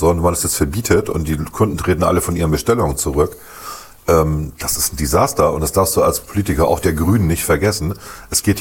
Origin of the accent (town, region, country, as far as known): Bremen, Germany